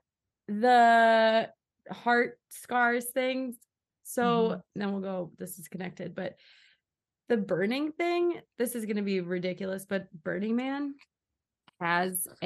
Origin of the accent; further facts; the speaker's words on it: Minnesota, United States; I grew up in Minnesota